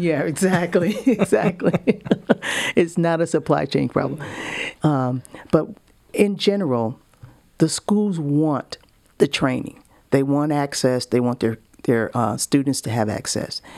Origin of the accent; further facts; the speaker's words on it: Buffalo, New York, United States; now in Georgia, United States; I grew up in Buffalo, New York for a long time